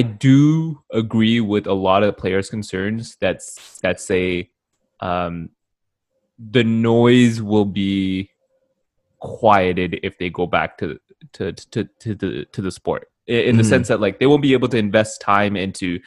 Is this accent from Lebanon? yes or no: no; Canada; we're Canadian